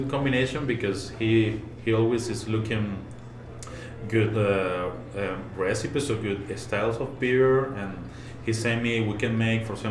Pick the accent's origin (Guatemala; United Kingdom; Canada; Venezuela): Venezuela; moved away as an adult; also born or lived in Puebla / Yucatan; now in Mulegé, Mexico; I'm originally from Venezuela